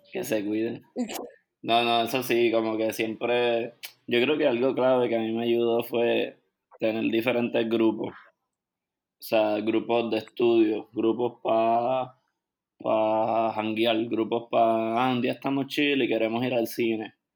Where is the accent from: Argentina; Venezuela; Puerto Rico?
Puerto Rico; accent: southern Spanish; moved away